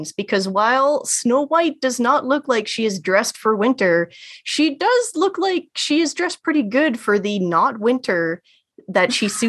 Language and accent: English; Canada; speaking as a Canadian